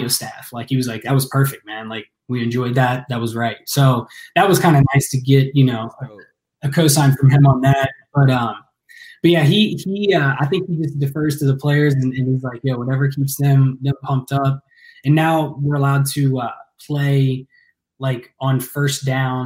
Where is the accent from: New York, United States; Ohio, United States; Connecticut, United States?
Ohio, United States; Ross; I grew up out in the country, you know, out in Ross, right. Ohio.